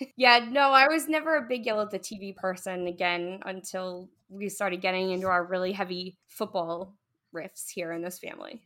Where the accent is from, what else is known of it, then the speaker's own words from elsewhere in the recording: New England, United States; we're from New England